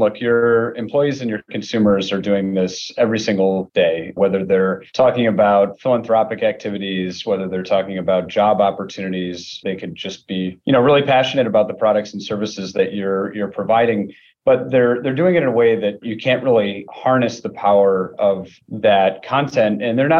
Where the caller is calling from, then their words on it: Rochester, New York, United States; I'm joining you from Rochester, New York.